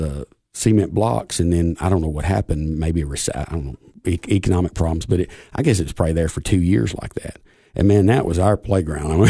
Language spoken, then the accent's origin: English; Buffalo Valley, Tennessee, United States; I grew up on Buffalo Valley